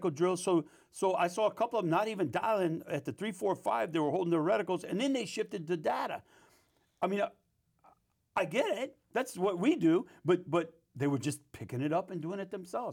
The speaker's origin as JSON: {"language": "English", "town": "New Orleans", "region": "Louisiana", "country": "United States", "tie": "born or raised there", "also_born_or_lived": "Mississippi", "moved": "yes", "said": "I, I grew up in New Orleans and, and, uh, my mom and grandparents raised me in a Catholic school, and then I moved up to Mississippi, got raised in a Baptist society up there"}